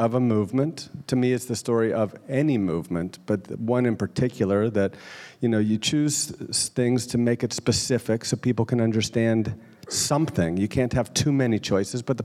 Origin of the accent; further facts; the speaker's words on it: Pittsburgh, Pennsylvania, United States; I grew up in Pittsburgh